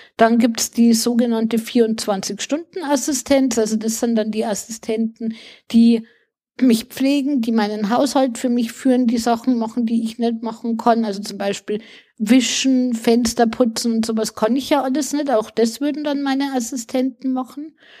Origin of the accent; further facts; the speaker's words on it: Bavaria, Germany; bei uns in Bayern